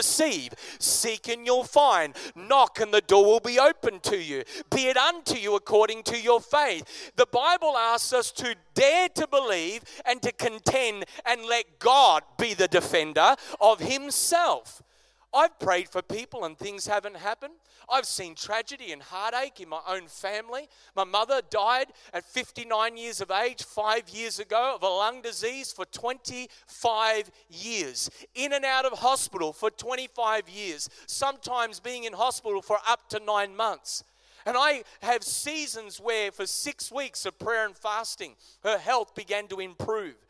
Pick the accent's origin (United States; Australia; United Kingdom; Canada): Australia; as an Aussie church